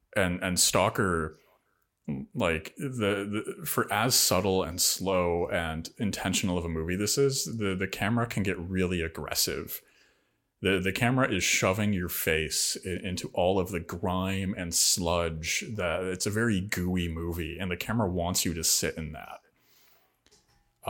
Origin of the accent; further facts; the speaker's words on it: Rust Belt, United States; everywhere I grew up in the Rust Belt